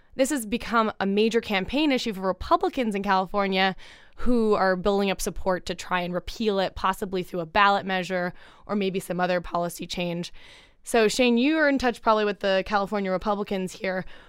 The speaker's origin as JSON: {"language": "English", "country": "Canada", "said": "I'm the Canadian in the room here"}